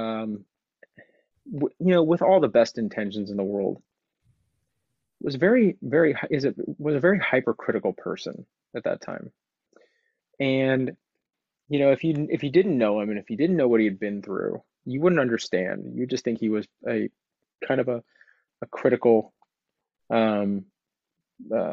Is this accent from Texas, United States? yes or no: yes; Houston, Texas, United States; also born or lived in Los Angeles; now in Austin, United States; I grew up in Texas. I was born in 1982. All right. And, I'm sixth or seventh generation Houston Texan.